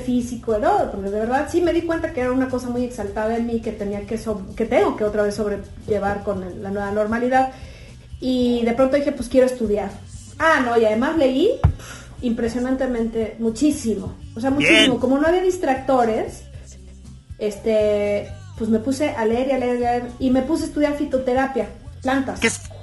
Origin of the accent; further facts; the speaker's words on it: Puebla, Mexico; now in Guadalajara, Mexico; somos poblanos todos